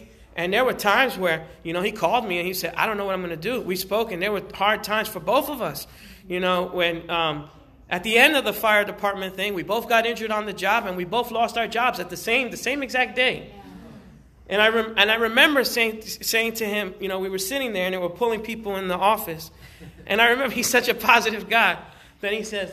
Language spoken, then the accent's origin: English; New York City, New York, United States; moved away; I was raised in New York City. I grew up in the South Bronx. I was born in Harlem